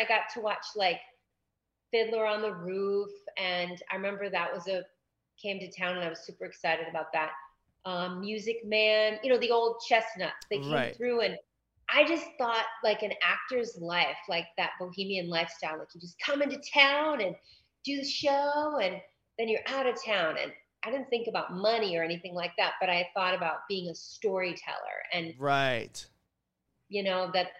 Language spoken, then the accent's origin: English; Massachusetts, United States; now in Los Angeles, United States; I grew up in Massachusetts